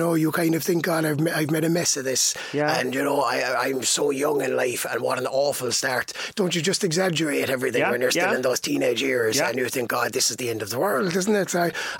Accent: County Waterford, Munster, Ireland; accent: Waterford; also born or lived in Swansea, Wales / Carlow; I've got a bit of a unique twang, all right, yeah. Stephen. A hybrid model is right. I was born and bred in County Waterford and yeah. I was there for 23 years. Yeah. And then I moved to the UK and I actually spent 11 years living in South Wales in Swansea.

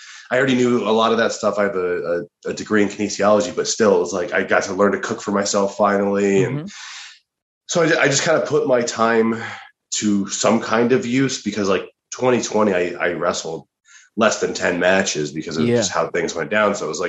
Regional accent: Colorado, United States; moved away as an adult; now in Los Angeles, United States; No, I'm from Colorado originally. Okay. I moved out to LA, I guess, like 4.5 years ago now.

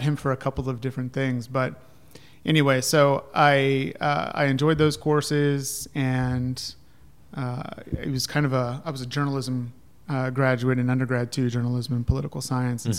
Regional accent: Ohio, United States; also born or lived in Colorado; now in North Carolina, United States; I grew up in Ohio, but then I moved out there and I was up in Vail in the mountains

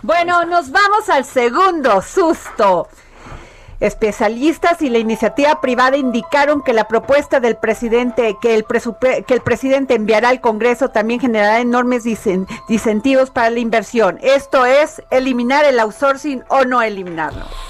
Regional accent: Veracruz, Mexico; yo que soy veracruzana

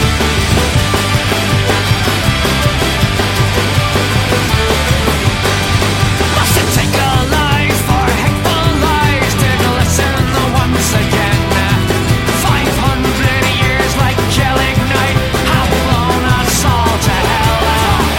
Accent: Nottingham, East Midlands, United Kingdom; moved away; I'm originally from Nottingham

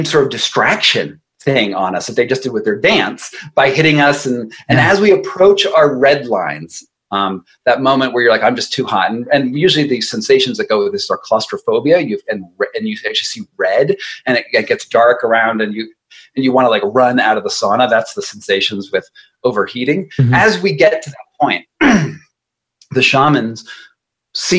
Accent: United States; I'm an American

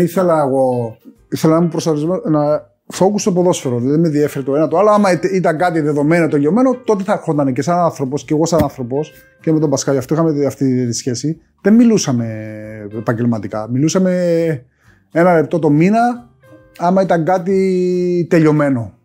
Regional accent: Cyprus; moved away as an adult; also born or lived in Greece; έφυγα από την Κύπρο τώρα στο τεχνικό και πήγα στο Ηρακλή

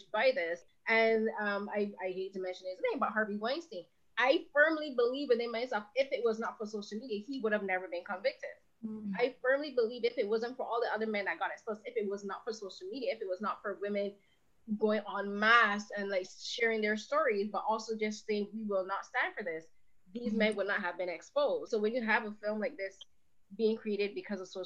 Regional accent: Barbados; I'm from Barbados

